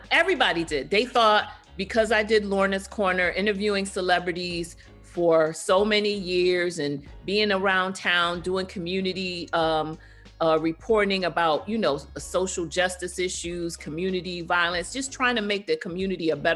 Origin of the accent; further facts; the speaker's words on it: London, United Kingdom; born there; At the time, I was still a British citizen. I was born in London, England.